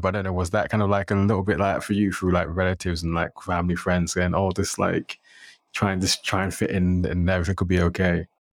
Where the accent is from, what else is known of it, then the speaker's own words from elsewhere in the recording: London, United Kingdom; I grew up in London